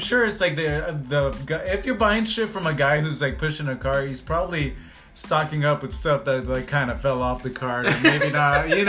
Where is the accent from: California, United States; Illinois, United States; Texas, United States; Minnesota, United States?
California, United States; I grew up in California, kind